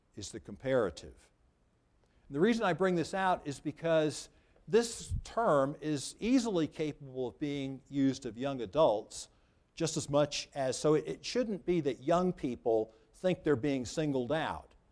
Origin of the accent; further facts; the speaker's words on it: United States; I'm an American citizen.